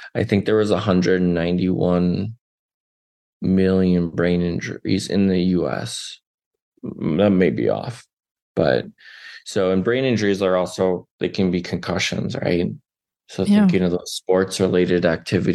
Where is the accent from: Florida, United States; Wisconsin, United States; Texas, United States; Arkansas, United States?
Wisconsin, United States; moved away as an adult; now in Denver, United States; my home state of Wisconsin